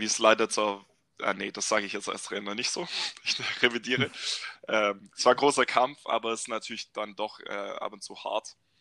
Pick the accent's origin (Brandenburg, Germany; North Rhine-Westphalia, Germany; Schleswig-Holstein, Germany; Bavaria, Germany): Bavaria, Germany; moved away as an adult; also born or lived in Baden-Württemberg; ich bin ursprünglich ein Bayer, tatsächlich